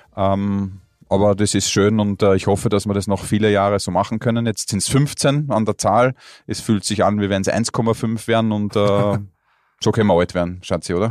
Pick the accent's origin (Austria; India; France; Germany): Austria; als Österreicher